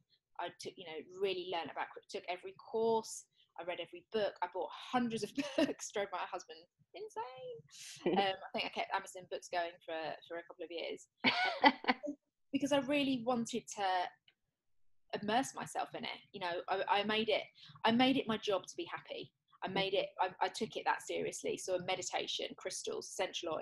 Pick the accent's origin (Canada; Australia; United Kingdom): United Kingdom; England; I'm English